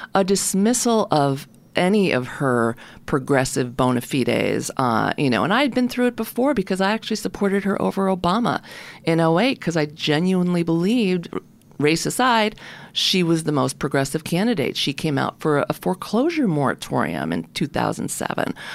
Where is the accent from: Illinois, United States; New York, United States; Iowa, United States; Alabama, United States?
New York, United States; Oceanside; also born or lived in Brooklyn, New York; born in Brooklyn and grew up on, uh, grew up in Oceanside